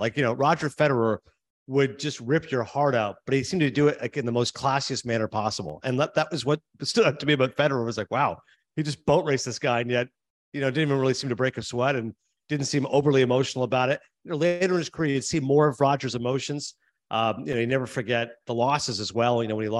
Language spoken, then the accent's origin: English; Canada; You hear some people mention hockey players, again, being Canadian, they hear a lot of votes for hockey